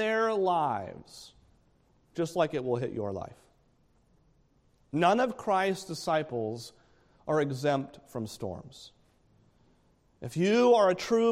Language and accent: English; New Hampshire, United States; I'm from New Hampshire. We have a mountain that they like to say is the world's worst weather, Mount Washington